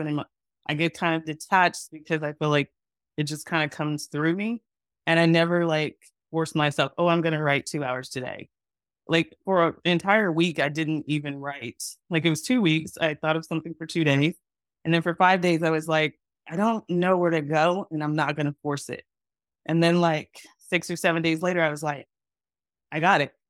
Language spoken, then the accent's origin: English; Texas, United States; moved away as an adult; also born or lived in Los Angeles / Atlanta; I am from Texas. That's where I grew up and went to college and grad school.